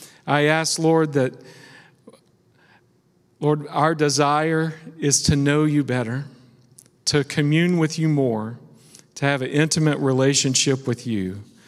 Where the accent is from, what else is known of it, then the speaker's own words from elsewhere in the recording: West Virginia, United States; I was raised in West Virginia, and they had this saying